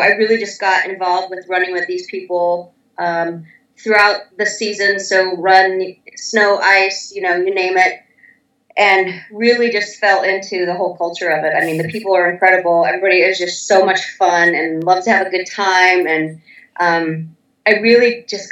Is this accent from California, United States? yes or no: yes; Los Angeles, California, United States; moved away as an adult; now in Boston, United States; I'm originally from Los Angeles, but I've lived here just over 10 years now